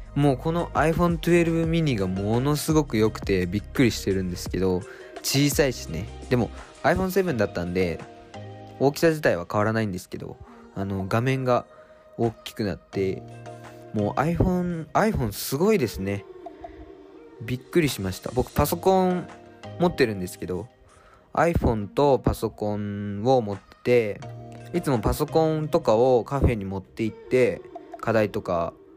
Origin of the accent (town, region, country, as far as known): Japan; born or raised there; now in Tokyo, Japan